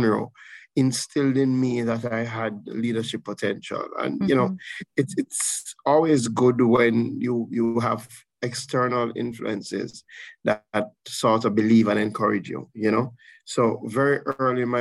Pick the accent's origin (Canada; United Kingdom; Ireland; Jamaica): Jamaica; Saint Elizabeth; the majority of my life, I grew up in St. Elizabeth